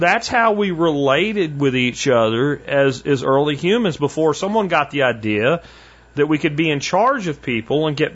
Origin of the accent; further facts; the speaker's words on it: Minersville, Pennsylvania, United States; where I grew up in Minersville, it's a pretty small little town in Pennsylvania